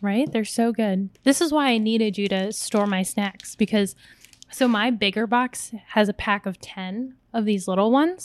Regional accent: United States; I was born in America, but when I would go visit the Philippines, 'cause most of my family's still there

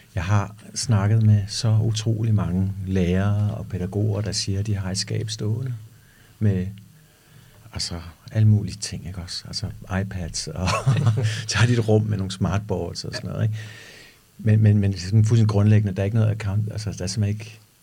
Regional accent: Denmark; vi danskere

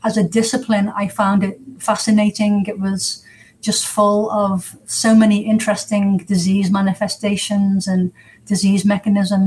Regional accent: England, United Kingdom; moved away as an adult; also born or lived in United States; now in Surrey, United Kingdom; I'm English

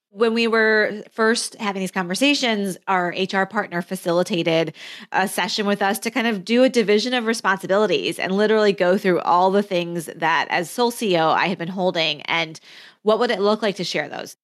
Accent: Flint, Michigan, United States; my childhood growing up as a first generation immigrant in Flint, Michigan

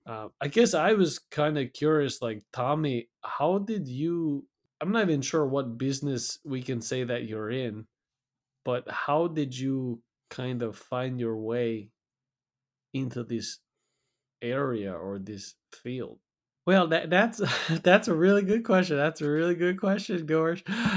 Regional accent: Pacific Northwest, United States; with my parents, because I grew up in the Pacific Northwest, they obviously wanted me to go to ninja school.

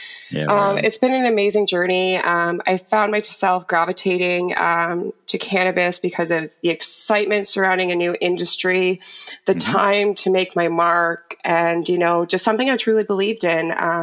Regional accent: Bruce County, Ontario, Canada; Born and raised in Bruce County. For anybody who doesn't know where that is, it's located on the shores of Lake Huron in southern Ontario.

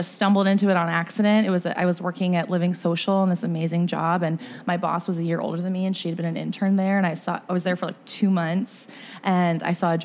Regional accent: Chicago, Illinois, United States; born or raised there; also born or lived in Canton, Michigan

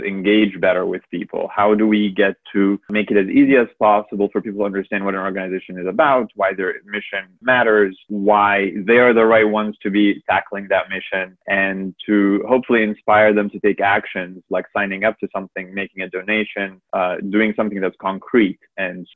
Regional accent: Egypt; I'm originally from Egypt

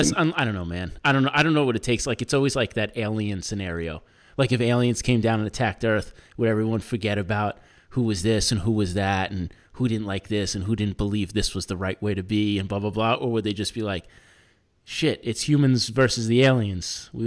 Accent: New York City, New York, United States; And like I feel like it's easier for me as a New Yorker because everyone around me is all different. Everyone, it's like every type of person is in New York.

